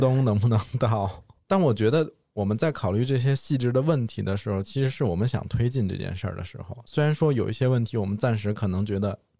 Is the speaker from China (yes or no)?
yes; Beijing, China; 我也算是在大城市出生的孩子嘛嗯。但是其实我们家是在北京比较郊区的地方